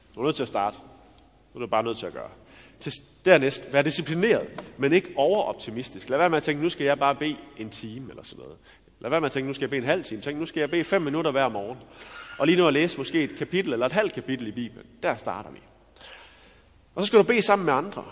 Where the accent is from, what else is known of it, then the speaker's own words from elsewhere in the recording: Denmark; Jeg er jo også dansker